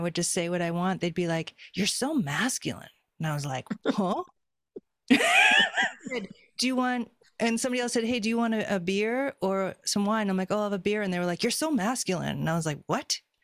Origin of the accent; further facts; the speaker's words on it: Boston, Massachusetts, United States; moved away; also born or lived in California; I grew up in Boston, and Boston's a very specific way of being